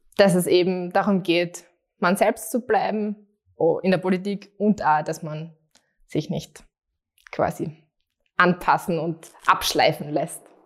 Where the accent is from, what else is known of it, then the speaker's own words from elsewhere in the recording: Graz, Styria, Austria; ich bin aufgewachsen und ähm, lebe immer noch in Straßgang und das ist born and raised.